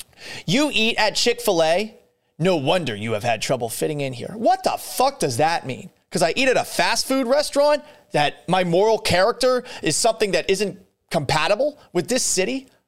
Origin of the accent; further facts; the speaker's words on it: Boston, Massachusetts, United States; now in Seattle, United States; First off, I'm not from Texas. I'm from Boston. I've lived all over the country. I've lived in a bunch of different places.